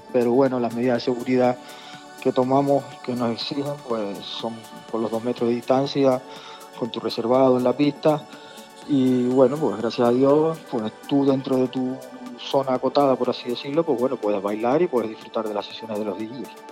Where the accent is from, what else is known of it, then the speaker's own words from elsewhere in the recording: Tenerife, Canary Islands, Spain; yo soy nacido en Tenerife